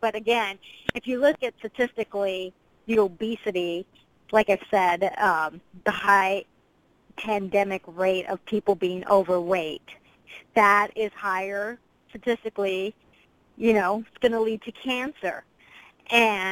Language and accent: English; United States; as an American